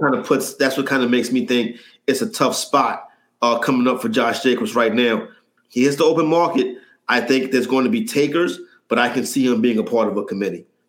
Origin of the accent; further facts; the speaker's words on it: New York City, New York, United States; born, and raised in Harlem, New York